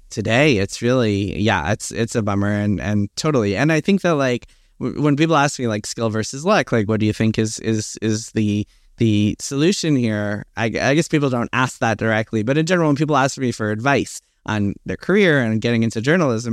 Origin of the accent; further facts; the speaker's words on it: New York City, New York, United States; also born or lived in Queens; I was born in Manhattan. I've been in New York my, pretty much my whole life